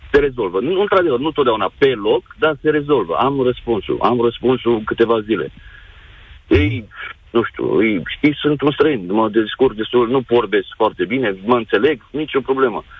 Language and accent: Romanian; Bihor County, Romania; moved away as an adult; now in England; sunt din uh, județul Bihor